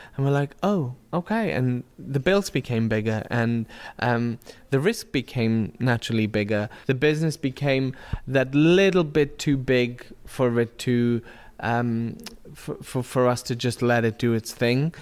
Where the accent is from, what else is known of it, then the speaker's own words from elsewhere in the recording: Germany; now in London, United Kingdom; I'm from Germany